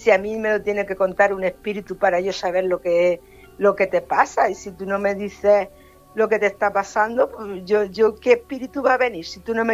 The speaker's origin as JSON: {"language": "Spanish", "region": "Region of Murcia", "country": "Spain", "said": "pues nosotros venimos de Murcia, digo, y bueno, nosotros somos del pueblo de Alán."}